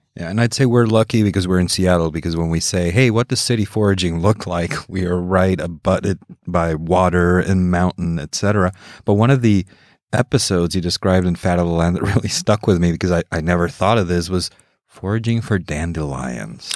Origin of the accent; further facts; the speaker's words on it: Mexico; I grew up in Mexico